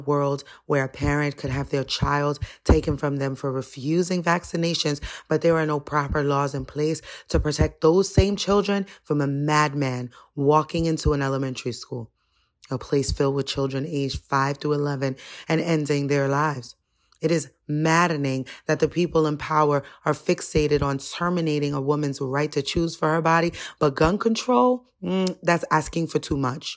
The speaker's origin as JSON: {"language": "English", "country": "United States", "said": "As an American"}